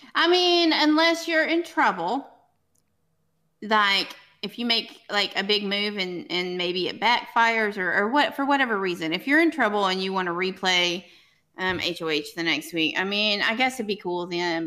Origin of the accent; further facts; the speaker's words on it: Arkansas, United States; I'm from Arkansas